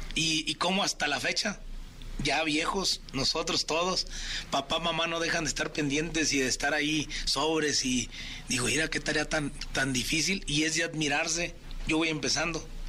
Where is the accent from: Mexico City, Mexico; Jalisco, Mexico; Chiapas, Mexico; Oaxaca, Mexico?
Chiapas, Mexico; Chiapas, mi tierra